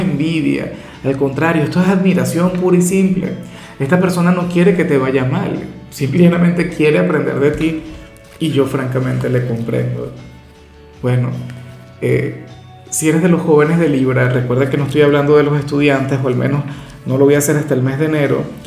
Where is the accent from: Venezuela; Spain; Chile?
Venezuela; en mi país, por ejemplo, tenemos una gran tradición